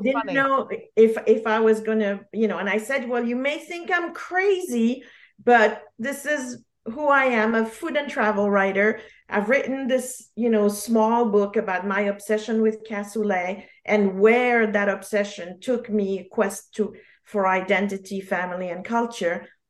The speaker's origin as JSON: {"language": "English", "region": "Geneva", "country": "Switzerland", "tie": "born or raised there", "also_born_or_lived": "New York", "first_language": "French", "second_language": "English", "moved": "yes", "said": "I was born in Geneva, so French is my first language"}